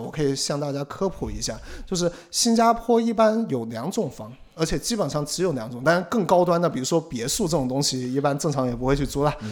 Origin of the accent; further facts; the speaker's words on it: China; also born or lived in Singapore; now in Tokyo, Japan; 这个其实在国内，像，像我老家我爸他们，实际上就是在自己的浴室里面买了一个哦，那种烘，烘干对，机类似的烘干机